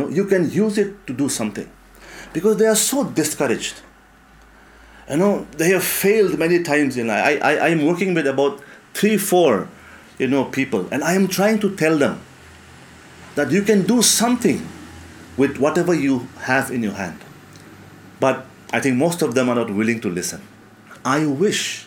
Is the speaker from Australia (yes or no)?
no; Mokokchung, Nagaland, India; my hometown, Mokokchung